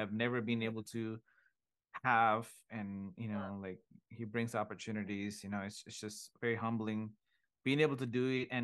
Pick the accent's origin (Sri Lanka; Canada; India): Sri Lanka; now in United States; I was born in Sri Lanka, a beautiful island in Asia, and grew up Catholic